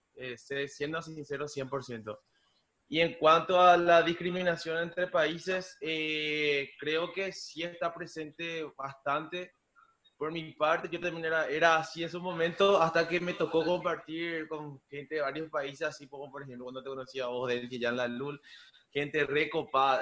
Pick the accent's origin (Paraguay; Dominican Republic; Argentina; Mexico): Paraguay; Coronel Oviedo, Caaguazú; somos de Coronel Oviedo